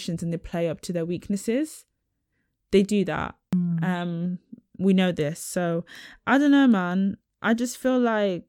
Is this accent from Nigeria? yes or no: yes; Nigeria; I ain't from Israel, I'm from Nigeria.